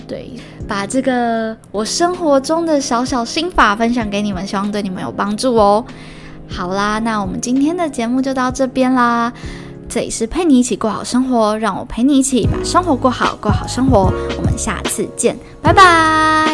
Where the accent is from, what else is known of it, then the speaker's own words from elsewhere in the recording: Yunlin County, Taiwan; now in Northern Taiwan, Taiwan; 我是云林来的孩子，所以在北部都没有人可以跟我讲台语